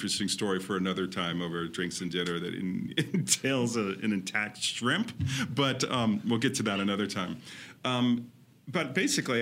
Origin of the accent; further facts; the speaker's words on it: Claremont, California, United States; I grew up in Los Angeles, or an hour out of Los Angeles to be exact, in a little town called Claremont, which is awesome.